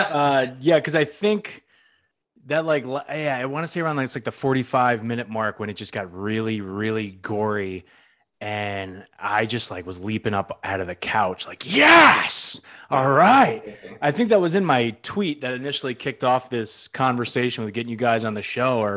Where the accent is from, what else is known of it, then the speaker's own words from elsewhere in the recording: Northeast, United States; now in Orlando, United States; I'm from the Northeast originally.